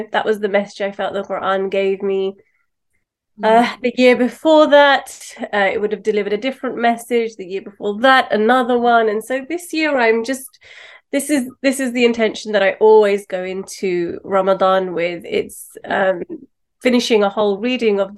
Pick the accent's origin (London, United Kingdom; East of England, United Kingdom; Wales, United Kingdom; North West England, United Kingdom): London, United Kingdom; Pakistani background, born and raised in London